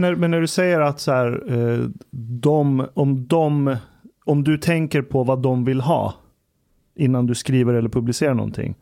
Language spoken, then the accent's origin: Swedish; Iran; now in Sweden; Iran, där jag kommer ifrån